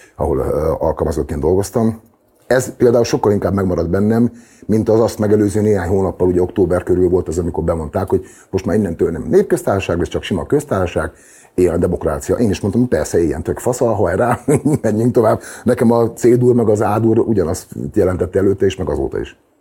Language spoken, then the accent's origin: Hungarian; Debrecen, Hajdú-Bihar, Hungary; az a város, ahol születtem, meg ahol felnőttem, meg ahol éltem világéletemben